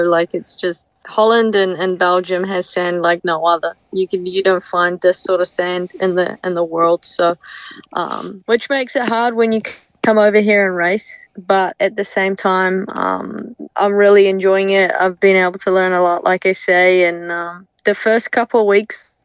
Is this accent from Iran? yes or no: no; New Zealand; moved away; Growing up in New Zealand